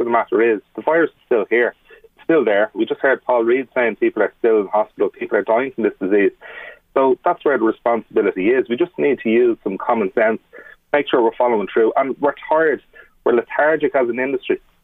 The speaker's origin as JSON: {"language": "English", "country": "Ireland", "said": "we're Irish, and we love chatting, we love socialising."}